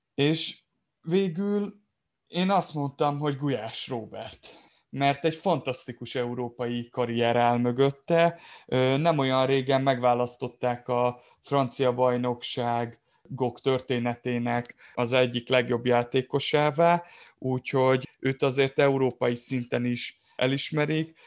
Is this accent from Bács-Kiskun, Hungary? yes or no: yes; Kiskunfélegyháza, Bács-Kiskun, Hungary; én nem messze onnan Kiskunfél Egyházzal származom